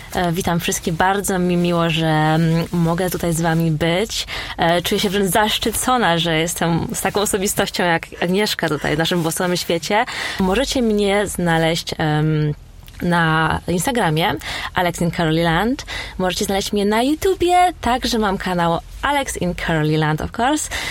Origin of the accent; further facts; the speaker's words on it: Poland; now in London, United Kingdom; Ja ciągle w Polsce dostawałam pytania o moje pochodzenie, czy ja na pewno jestem z Polski